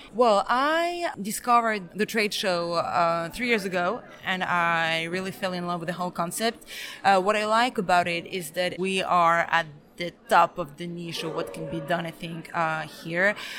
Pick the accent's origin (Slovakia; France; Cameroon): France; also born or lived in Belgrade, Serbia; I am Serbian. I was born in Belgrade, but I grew up in France